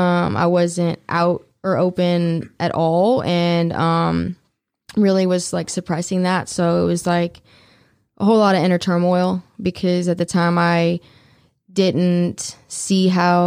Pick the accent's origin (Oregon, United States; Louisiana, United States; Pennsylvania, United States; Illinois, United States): Louisiana, United States; New Orleans; Well, I'm originally from New Orleans. So the Hudat is, you know, from New Orleans.